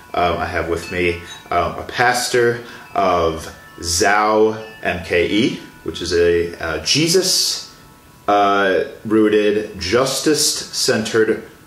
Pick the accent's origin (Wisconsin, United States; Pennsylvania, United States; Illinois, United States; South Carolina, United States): Illinois, United States; Tinley Park; I'm from Chicago as well.